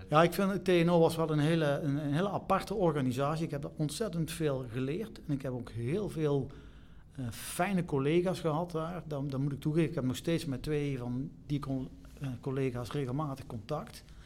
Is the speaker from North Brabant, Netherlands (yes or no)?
yes; Eindhoven, North Brabant, Netherlands; ik kom uit Eindhoven. Oh. Dus, Eindhoven. Hier in Tongeren geboren en getogen